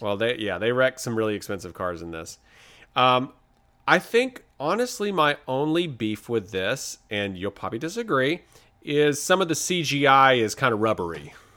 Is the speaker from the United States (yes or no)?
yes; the South, United States; I'm from the South